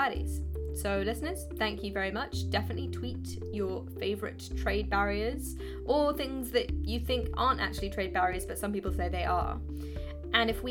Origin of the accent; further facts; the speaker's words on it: United Kingdom; as a Brit